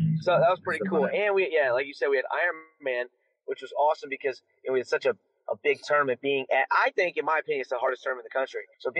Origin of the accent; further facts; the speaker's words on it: Aurora, Ohio, United States; So from the Cleveland area, I grew up in this, I shouldn't say Cleveland, more 30 minutes south called Aurora.